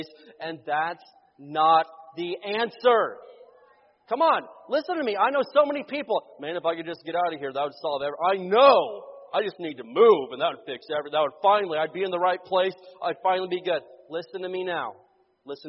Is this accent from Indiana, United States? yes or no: yes; Indiana, United States; moved away as an adult; also born or lived in Oklahoma; We grew up in Indiana, but when I was living in Oklahoma